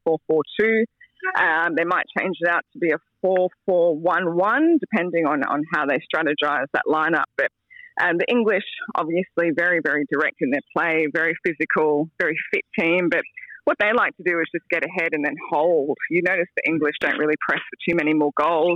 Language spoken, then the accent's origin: English; Australia; As an Aussie